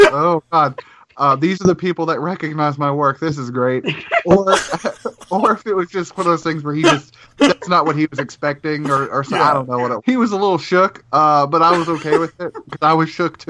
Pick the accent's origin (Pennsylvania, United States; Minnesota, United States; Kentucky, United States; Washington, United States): Kentucky, United States; I'm from Kentucky, too, so it's okay.